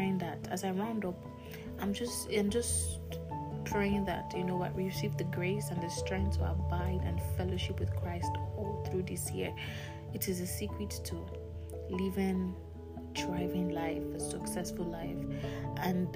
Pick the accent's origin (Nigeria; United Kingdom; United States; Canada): Nigeria; I'm Nigerian